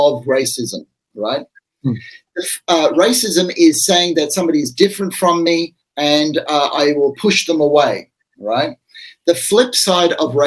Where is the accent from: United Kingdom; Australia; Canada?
Australia; I'm an Australian.